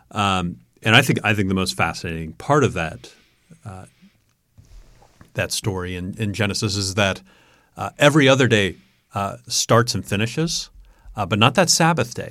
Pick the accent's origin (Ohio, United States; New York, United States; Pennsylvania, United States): New York, United States; growing up in New York